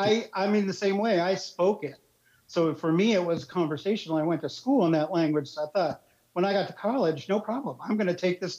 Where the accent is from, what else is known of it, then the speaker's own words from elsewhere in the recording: Princeton, New Jersey, United States; also born or lived in Frankfurt, Germany; now in Washington, D.C., United States; And I was born in Frankfurt, Germany, and lived there for about 7 years. Definitely my first school language was German. And then I moved to Princeton, New Jersey, where we went there primarily for the schools.